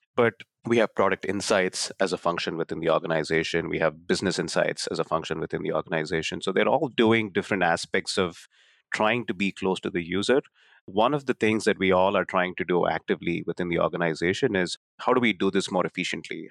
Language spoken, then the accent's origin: English; Bangalore, Karnataka, India; moved away as an adult; now in United States; where I grew up in Bangalore, India